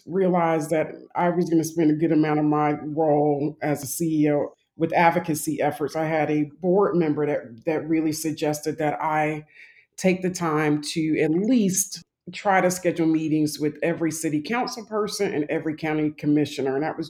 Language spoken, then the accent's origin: English; Jacksonville, Florida, United States; I'm originally from Jacksonville, Florida, and that's where most of my family lives.